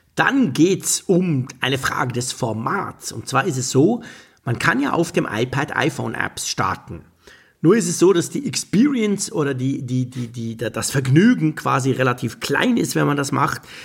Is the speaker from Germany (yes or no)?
no; Switzerland; als Schweizer